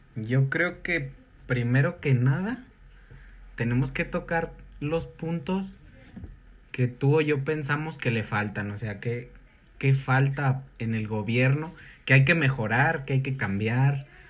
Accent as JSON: {"language": "Spanish", "country": "Mexico", "said": "en mi país"}